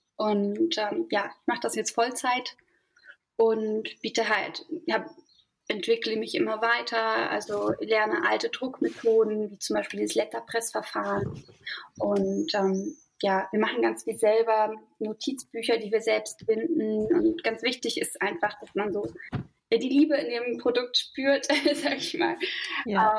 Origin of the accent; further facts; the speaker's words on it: Berlin, Germany; moved away as an adult; now in Mecklenburg Lake District, Germany; also ich komme eigentlich aus Berlin mhm. und bin dort auch aufgewachsen